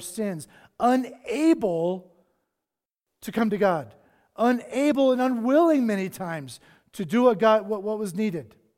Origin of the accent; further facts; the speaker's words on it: South Carolina, United States; moved away; I grew up on the East Coast, on the beaches of South Carolina